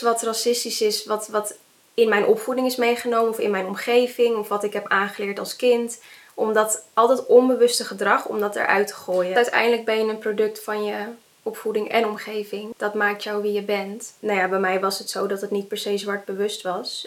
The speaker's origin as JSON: {"language": "Dutch", "country": "Netherlands", "said": "Ik ben half Indonesisch en half Nederlands, maar eh, mijn moeder is naar, naar, Nederland gekomen"}